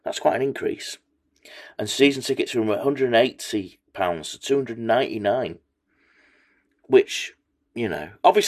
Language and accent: English; Macclesfield, North West England, United Kingdom; I'm from Macclesfield.